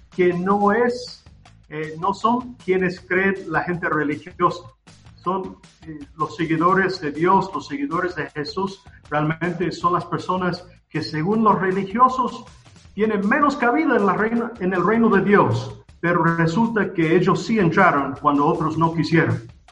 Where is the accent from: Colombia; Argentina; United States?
United States; South Carolina; now in Antigua Guatemala, Guatemala; Yo soy de Carolina del Sur, en, en Estados Unidos